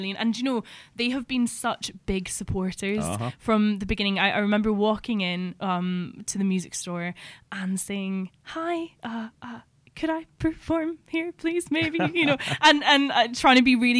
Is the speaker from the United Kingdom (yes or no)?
yes; Edinburgh, Scotland, United Kingdom; Not from here. I'm from Edinburgh.